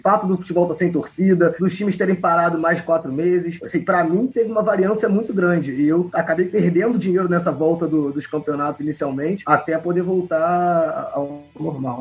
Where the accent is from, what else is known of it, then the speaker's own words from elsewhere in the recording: Rio de Janeiro, Brazil; sou aqui do Rio de Janeiro